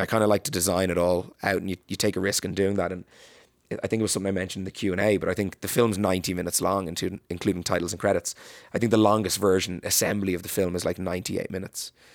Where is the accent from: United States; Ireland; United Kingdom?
Ireland; as an Irish person